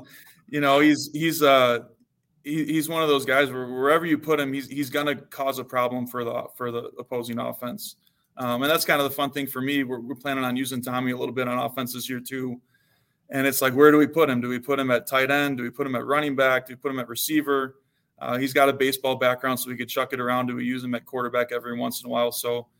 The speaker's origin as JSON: {"language": "English", "region": "Illinois", "country": "United States", "tie": "born or raised there", "said": "I grew up in the Chicago suburbs, so I was around some pretty good football growing up too. A lot of Big Ten players that came out of our area"}